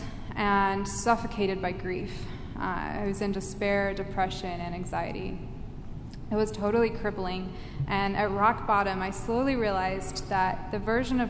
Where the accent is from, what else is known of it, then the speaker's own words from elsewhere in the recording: England, United Kingdom; I grew up in England where religion simply wasn't talked about at that time